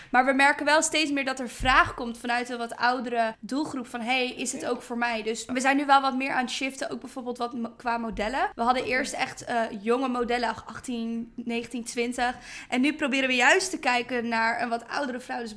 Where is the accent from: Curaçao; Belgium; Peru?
Curaçao; now in Netherlands; En omdat ik uit Curaçao kwam en ik was zo nieuw in deze wereld en ik dacht, oh, alles is mogelijk hier in Nederland, omdat Curaçao is een klein eiland, het is best wel klein ja, small-minded.